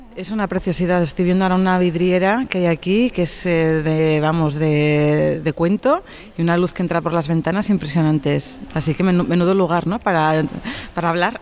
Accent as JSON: {"language": "Spanish", "area": "Tarragona", "region": "Catalonia", "country": "Spain", "tie": "born or raised there", "said": "mi pueblo, en Norte de San Juan, en Tarragona"}